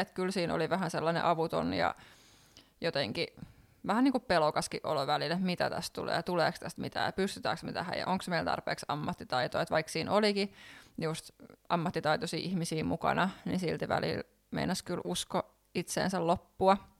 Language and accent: Finnish; Lohja, Uusimaa, Finland; moved away as an adult; now in Helsinki, Finland; niin ollaan tosiaan Lohjalta kotosen ja siellä vietetty lapsuus